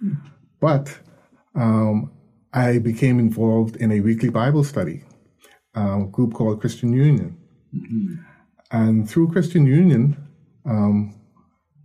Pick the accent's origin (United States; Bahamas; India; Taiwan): Bahamas; Nassau, New Providence; I was born in Nassau. My parents are both Barbadians. They came to the Bahamas a long, long time ago